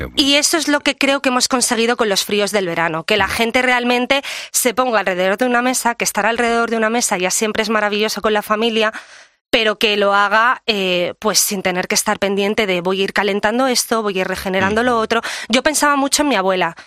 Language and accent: Spanish; Menorca, Balearic Islands, Spain; mi tierra, que es Menorca